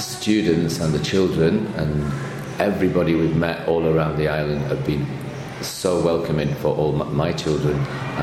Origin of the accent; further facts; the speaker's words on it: Manchester, North West England, United Kingdom; moved away as an adult; also born or lived in Lille, France / Provence, France; I'm from Manchester originally, just north of Manchester, where I was born and brought up around there.